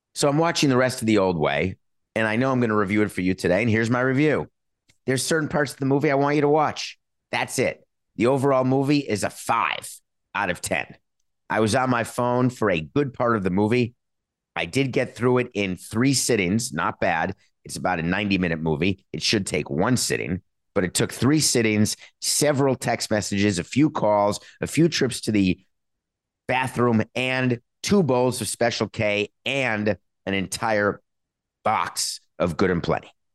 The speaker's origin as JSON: {"language": "English", "town": "New York City", "region": "New York", "country": "United States", "tie": "born or raised there", "said": "growing up in New York City, when Valley Girl came out, I was a kid"}